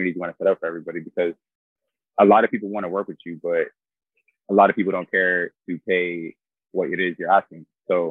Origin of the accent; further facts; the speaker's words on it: Haverhill, Massachusetts, United States; moved away; also born or lived in Florida; I was born in Haverhill, Massachusetts